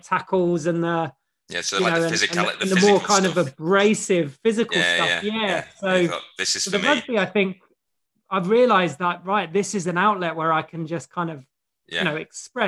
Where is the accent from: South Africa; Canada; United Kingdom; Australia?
United Kingdom; London; I grew up in London, was born in London